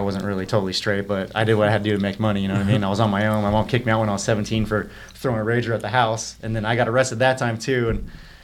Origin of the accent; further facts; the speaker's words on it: Simi Valley, California, United States; also born or lived in Los Angeles, California; growing up in Simi, I got in a lot of fights